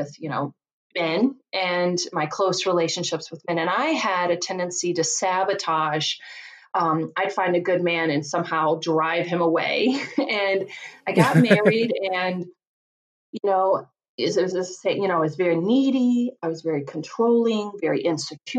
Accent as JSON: {"language": "English", "region": "Virginia", "country": "United States", "tie": "born or raised there", "moved": "yes", "lives_now": "Chicago, United States", "said": "I grew up just a poor country girl from Virginia. You can probably tell from my accent"}